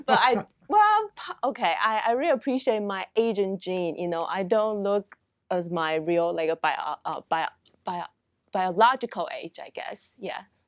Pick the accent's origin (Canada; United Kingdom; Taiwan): Taiwan; moved away as an adult; also born or lived in Oregon, United States / Georgia, United States / Connecticut, United States; now in United States; I am originally from Taiwan. Uh, pretty much, uh, grow up and receive my college education in Taiwan